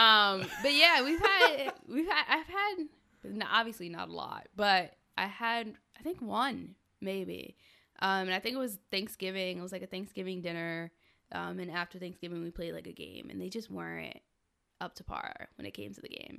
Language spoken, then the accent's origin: English; Rockland County, New York, United States; moved away as an adult; also born or lived in Plattsburgh, New York; growing up in Rockland, if you're around Haitians, you were listening to Compa